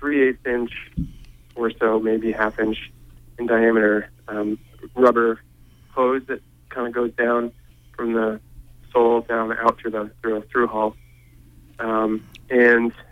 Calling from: Penobscot, Maine, United States; I'm calling from Penobscot

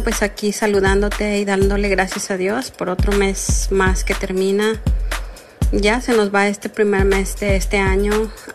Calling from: Texas, United States; te llamo desde Texas.

